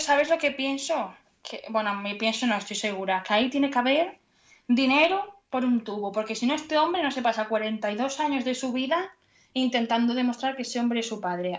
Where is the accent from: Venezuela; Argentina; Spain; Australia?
Spain; Asturias; moved away as an adult; now in León, Spain; soy buena asturiana